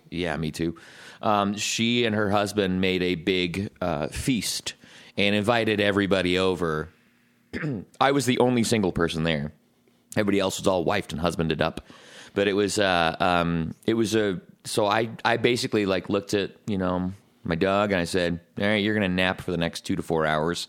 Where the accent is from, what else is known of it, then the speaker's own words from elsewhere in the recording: Scotland, United Kingdom; as a Scotsman